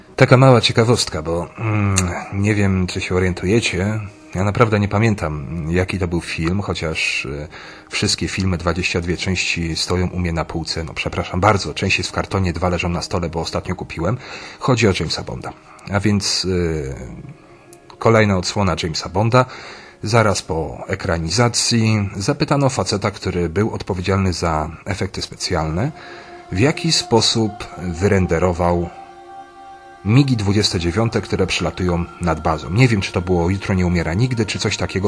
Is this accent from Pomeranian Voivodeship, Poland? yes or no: yes; Pomeranian Voivodeship, Poland; ja z Pomorza